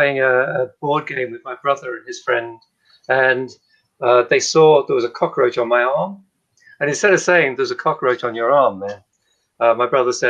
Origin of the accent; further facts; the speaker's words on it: Liverpool, North West England, United Kingdom; I was born in Liverpool, in a slum area of Liverpool that's since been torn down.